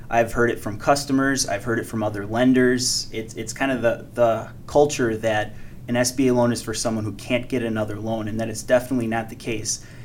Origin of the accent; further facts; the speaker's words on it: Waterford, United States; Waterford. I moved there when I was eight years old. I attended Waterford High School